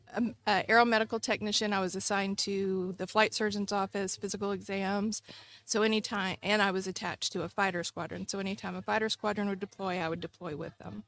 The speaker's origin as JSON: {"language": "English", "town": "Bay City", "region": "Texas", "country": "United States", "tie": "born or raised there", "also_born_or_lived": "Panama / England / Nebraska", "moved": "as an adult", "said": "I grew up in Bay City, so right here in Matagorda"}